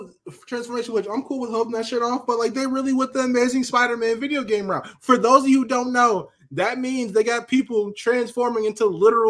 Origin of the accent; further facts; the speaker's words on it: Puerto Rico; I'm Puerto Rican. I ain't black.